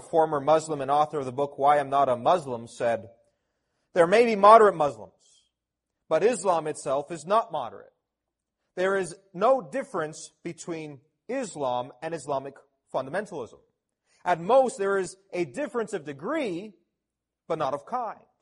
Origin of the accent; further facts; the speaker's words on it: Toronto, Ontario, Canada; I'm a local Canadian, born and raised in Toronto